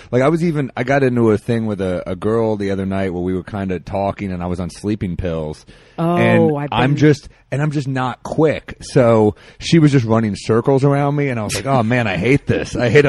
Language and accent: English; New York City, New York, United States; also born or lived in New Orleans; I grew up in Manhattan.